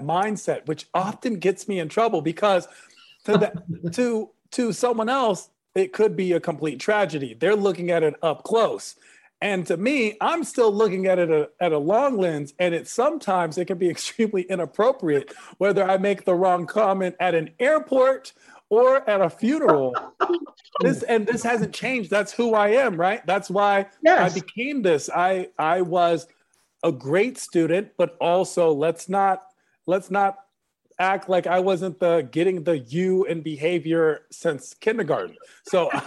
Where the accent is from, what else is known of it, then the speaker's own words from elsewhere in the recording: United States; growing up in America at a time where being Middle Eastern isn't prized